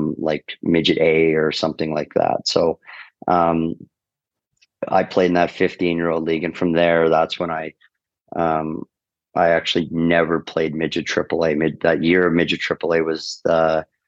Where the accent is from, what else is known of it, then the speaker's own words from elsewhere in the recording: Fort Saskatchewan, Alberta, Canada; moved away as an adult; also born or lived in Sherwood Park, Alberta / Edmonton; now in Lugano, Switzerland; I grew up in Fort Saskatchewan, which is like a smaller town of like 12,000 people